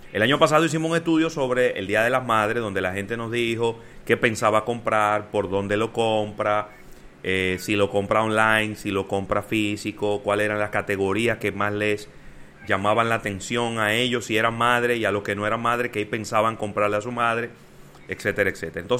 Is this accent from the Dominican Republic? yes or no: yes; Dominican Republic; Contra el coronavirus, los héroes son los médicos y también somos los dominicanos